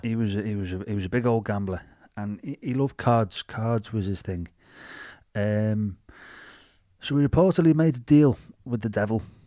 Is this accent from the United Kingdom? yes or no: yes; Bootle, North West England, United Kingdom; accent: Scouse; we're from Bootle.